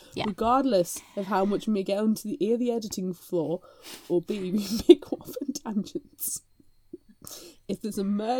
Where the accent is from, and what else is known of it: United Kingdom